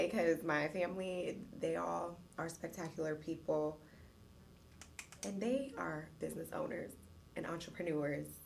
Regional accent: Petersburg, Virginia, United States; I'm from Petersburg, Virginia. Shout out to the 804.

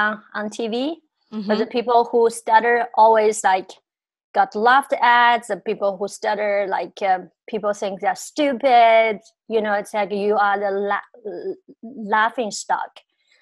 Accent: China; moved away as an adult; growing up in China

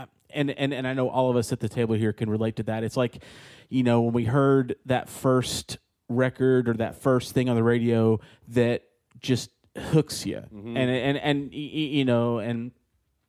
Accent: Lake Jackson, Texas, United States; where I'm from Lake Jackson, Texas.

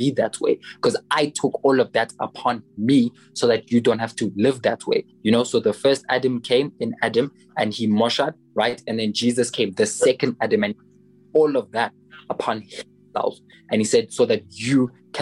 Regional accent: South Africa; I'm South African, so I have context

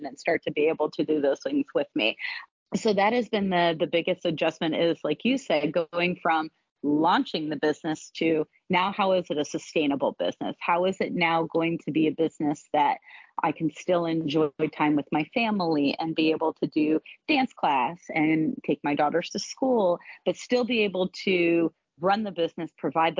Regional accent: Ohio, United States; now in North Carolina or South Carolina, United States; my husband and I are from the North. We're from Ohio.

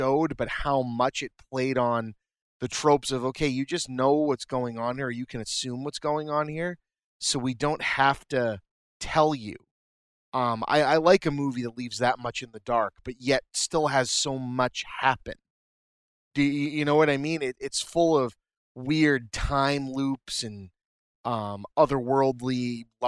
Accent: New England, United States; so we're from New England

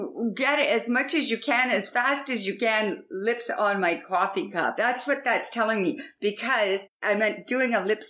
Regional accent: Canada; I'm actually Canadian. And for my whole life being in Canada, there's always a celebration

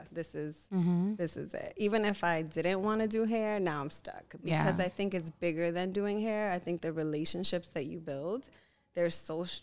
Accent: New York City, New York, United States; I grew up between Harlem and the Bronx, and I actually grew up on Columbia University campus

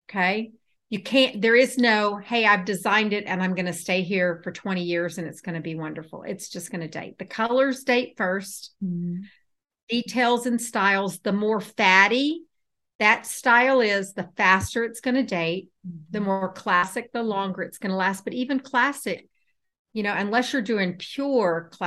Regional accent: Houston, Texas, United States; now in Atlanta, United States; I'm in Atlanta. And I grew up in Houston.

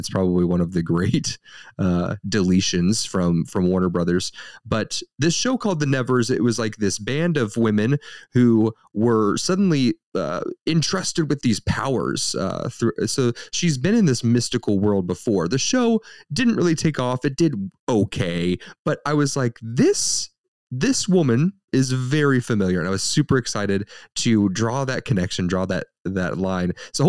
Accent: Ireland; You know, I can say this because I'm Irish, and everyone's allowed to make fun of the Irish

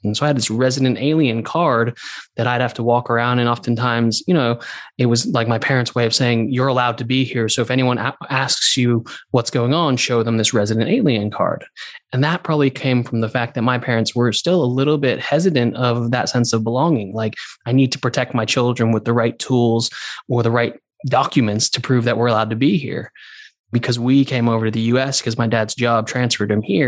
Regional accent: Santa Monica, California, United States; moved away as an adult; also born or lived in New Zealand; now in London, United Kingdom; I grew up in Santa Monica

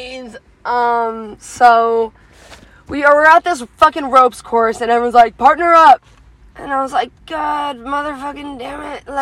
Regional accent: Colorado, United States; I'm from Colorado.

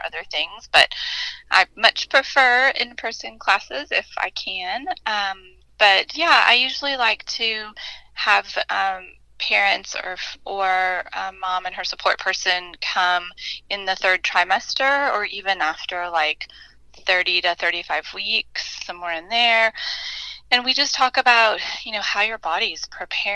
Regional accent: Illinois, United States; I grew up in Illinois

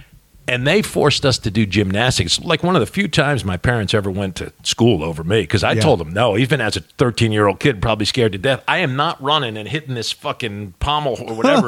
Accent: New Jersey, United States; now in Kentucky, United States; I'm from Jersey, man. Well, I've made this conclusion, and I would never have come up with this, Trizdon, if not for having lived half my life in one and half my life the other, and now actually more years in Kentucky.

